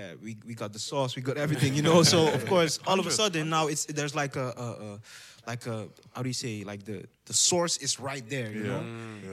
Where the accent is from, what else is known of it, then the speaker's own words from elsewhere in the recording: Amsterdam, North Holland, Netherlands; English is a second language; I grew up in Southeast Balmer, kind of rough